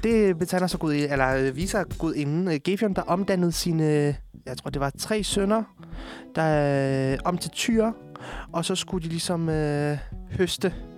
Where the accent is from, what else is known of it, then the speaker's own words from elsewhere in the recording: Amager, Capital Region of Denmark, Denmark; also born or lived in Poland; jeg har boet på Amager hele mit liv